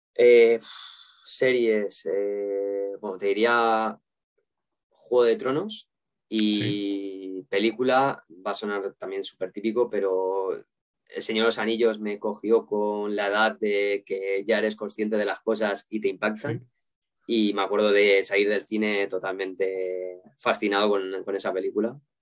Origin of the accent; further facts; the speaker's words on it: Valencian Community, Spain; siendo valenciano